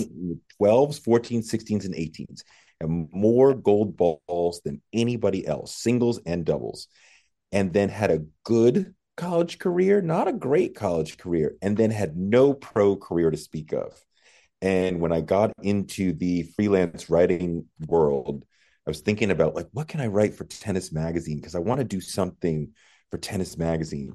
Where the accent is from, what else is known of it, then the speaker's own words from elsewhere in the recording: New England, United States; I grew up in New England